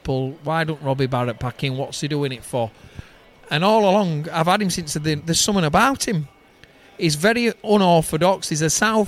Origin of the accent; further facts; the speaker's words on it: Denaby Main, Yorkshire and the Humber, United Kingdom; we're from Derryby Main, and it's a little pit village, a council estate